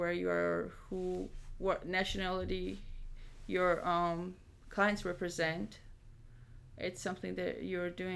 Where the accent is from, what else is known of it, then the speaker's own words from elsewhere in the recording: Georgia; moved away; my home country, which is Georgia in the Eastern Europe